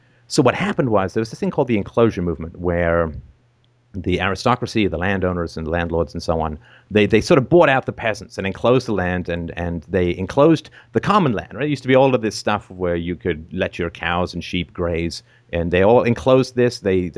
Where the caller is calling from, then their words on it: Canada; I'm calling in from Canada.